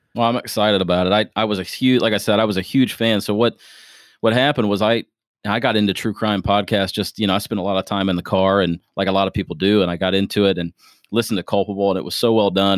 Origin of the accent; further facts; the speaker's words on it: Springfield, Ohio, United States; now in Louisville, United States; I'm originally from Springfield, Ohio. I'm a transplant